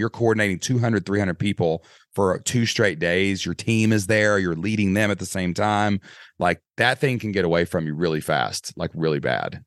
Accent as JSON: {"language": "English", "region": "Kentucky", "country": "United States", "accent": "Southern Kentucky", "said": "I'm a guy from Kentucky"}